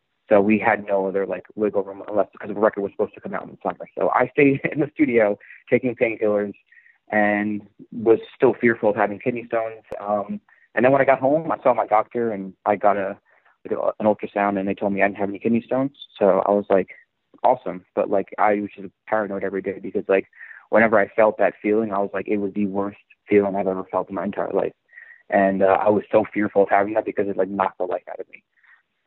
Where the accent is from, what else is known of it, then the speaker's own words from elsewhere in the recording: Northeast, United States; I come from the Northeast